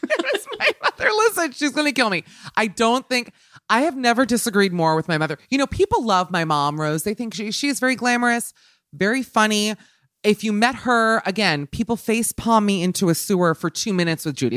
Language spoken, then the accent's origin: English; New York, United States; I'm a New Yorker, so obviously living here